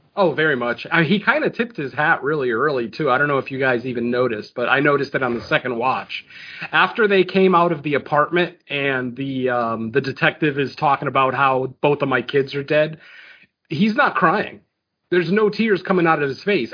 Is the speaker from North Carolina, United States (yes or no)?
no; Connecticut, United States; I, am from Connecticut